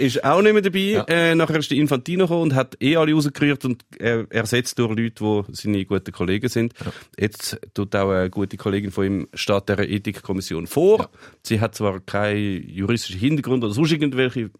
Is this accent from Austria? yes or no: no; Switzerland; Ich bin in der Schweiz geboren, ich bin in der Schweiz aufgewachsen, ich kann nicht einmal Tschechisch, ich kann wirklich nichts, ich bin einfach Schweizer